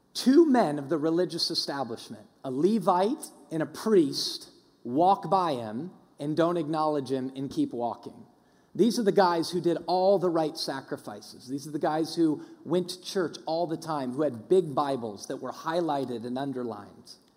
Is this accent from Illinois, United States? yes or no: no; Denver, Colorado, United States; I grew up in Denver